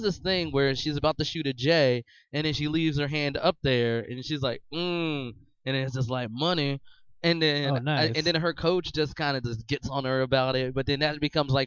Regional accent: Philadelphia, Pennsylvania, United States; I'm from Philadelphia

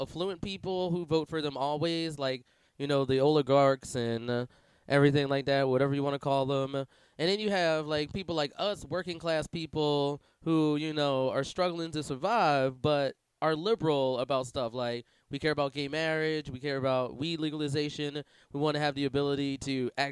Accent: Pennsylvania, United States; I'm from Pennsylvania

